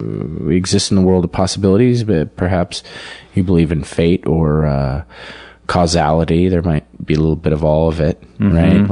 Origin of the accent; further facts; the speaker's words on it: Denver, Colorado, United States; moved away as an adult; I was born in Denver. Okay. Grew up like in the suburbs. So kind of like born in the city center and then raised in the sort of trashy strip mall suburbs